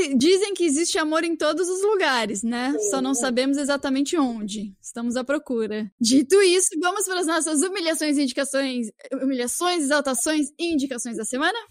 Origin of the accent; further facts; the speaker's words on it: São Paulo, Brazil; now in Toronto, Canada; eu sou de São Paulo